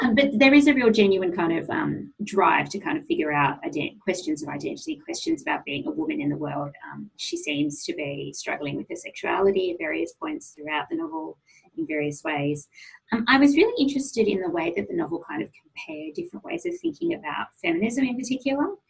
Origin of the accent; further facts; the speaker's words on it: Sydney, New South Wales, Australia; went to a high school in Sydney, um, an all girls high school in Sydney